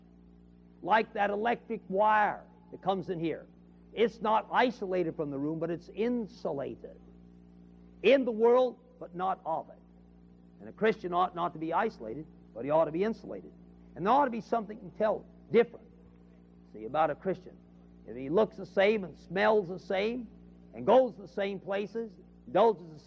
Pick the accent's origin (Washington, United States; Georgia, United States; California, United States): California, United States; moved away as an adult; also born or lived in Chicago; now in Memphis, United States; I come from California